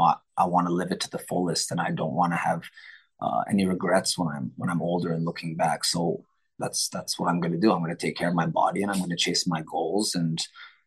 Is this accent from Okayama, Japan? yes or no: no; Tokyo, Japan; My brother and I, we're born and raised in Tokyo, Japan. Even though I'm Phil Am, my bro, yeah, my mom is Filipino, my dad is American, but we grew up in Japan because my parents were international school teachers.